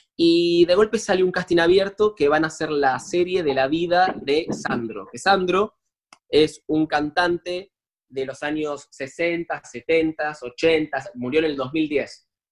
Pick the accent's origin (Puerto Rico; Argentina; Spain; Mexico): Argentina; Buenos Aires; yo soy actor, soy de Buenos Aires, Argentina